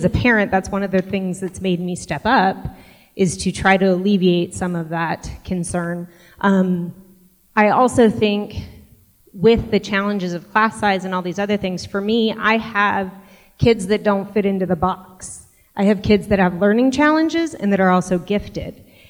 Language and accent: English; Washington, United States; moved away; I grew up in Washington State where there were levies